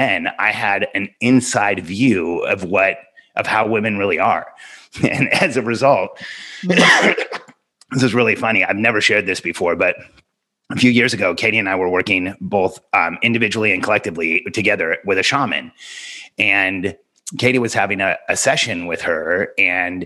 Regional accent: Southern California, United States; born or raised there; also born or lived in Mexico City, Mexico

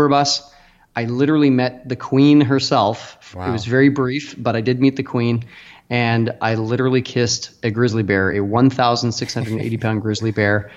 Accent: Canada; moved away as an adult; now in Austin, United States; I'm from Canada originally, and I hosted a bunch of dinner parties up there

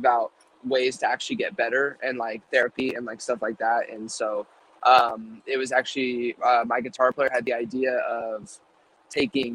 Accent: California, United States; born or raised there

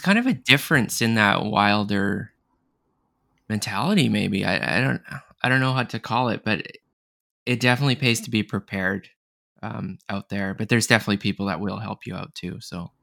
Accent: Canada; I'm from Canada too

